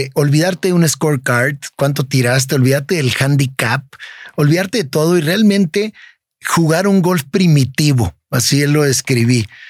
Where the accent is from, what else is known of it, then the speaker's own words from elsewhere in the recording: Tijuana, Baja California, Mexico; Yo nací, crecí en Tijuana